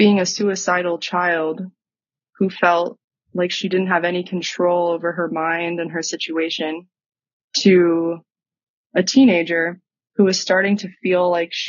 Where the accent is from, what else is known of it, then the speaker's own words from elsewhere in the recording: Texas, United States; moved away as an adult; also born or lived in Utah; I grew up in Texas